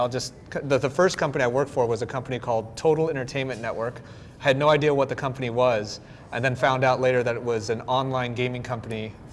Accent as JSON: {"language": "English", "region": "Michigan", "country": "United States", "also_born_or_lived": "Southern California", "moved": "yes", "said": "I'm from Michigan originally"}